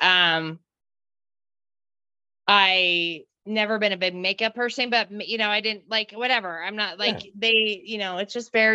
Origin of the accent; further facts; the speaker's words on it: Wyoming, United States; moved away as an adult; also born or lived in St. George, Utah; I grew up in Wyoming